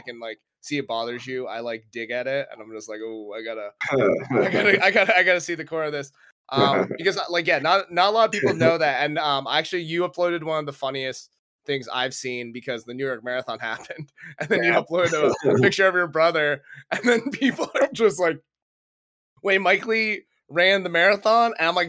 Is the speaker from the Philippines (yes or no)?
yes; Philippines; I kind of did get forced into nursing because my older sister, and being Filipino, she was a nurse.